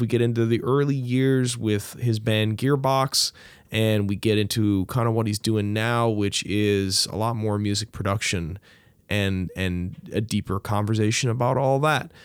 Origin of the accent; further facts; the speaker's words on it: St. John's, Newfoundland and Labrador, Canada; I grew up near Wishing Well Park, and that used to be the dump